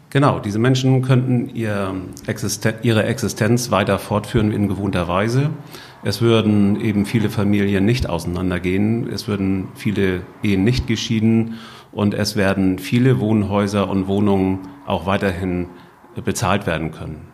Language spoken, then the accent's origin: German; Husum, Schleswig-Holstein, Germany; Nordfriesland, wo ist das eigentlich? Äh, und dann auch noch die Kreisstadt